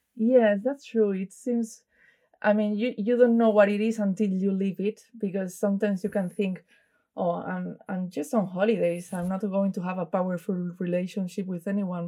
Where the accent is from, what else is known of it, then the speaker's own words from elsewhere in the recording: Pontevedra, Galicia, Spain; I'm from Pontevedra myself